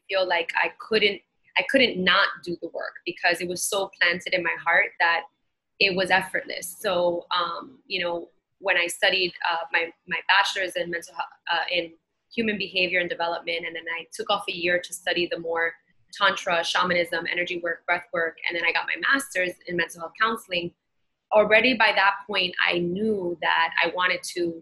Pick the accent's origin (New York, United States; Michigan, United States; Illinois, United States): New York, United States; New York City; I grew up in Bushwick in Brooklyn